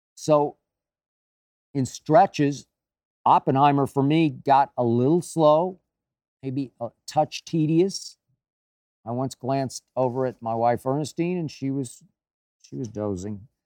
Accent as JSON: {"language": "English", "region": "Oklahoma", "country": "United States", "said": "my home state of Oklahoma"}